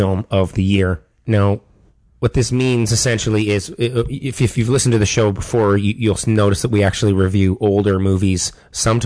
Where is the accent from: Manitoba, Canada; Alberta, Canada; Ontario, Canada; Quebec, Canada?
Ontario, Canada; Toronto; I'm a Canadian, Toronto-born dude